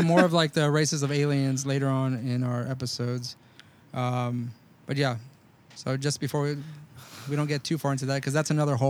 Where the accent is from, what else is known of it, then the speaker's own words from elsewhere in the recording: Rio Grande Valley, Texas, United States; growing up in the Rio Grande Valley.